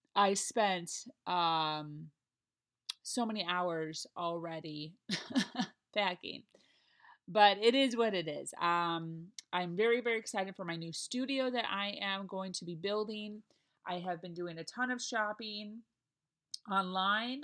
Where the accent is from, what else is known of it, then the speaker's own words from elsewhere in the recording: Chicago, Illinois, United States; moved away as an adult; now in Florida, United States; I'm from Chicago, it's in my blood